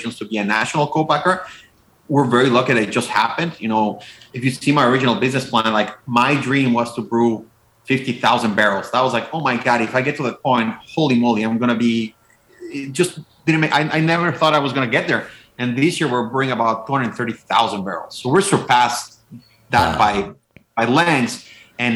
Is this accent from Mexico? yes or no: yes; Mexico; now in Wisconsin, United States; I'm originally from Mexico. I have no idea how I ended up in Wisconsin, but I love it here. Like, you know, we moved here about 8 years ago